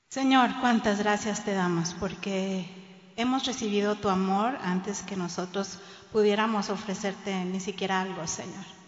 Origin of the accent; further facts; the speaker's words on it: Monterrey, Nuevo León, Mexico; now in Cancún, Mexico; nací en Monterrey y toda mi niñez la viví ahí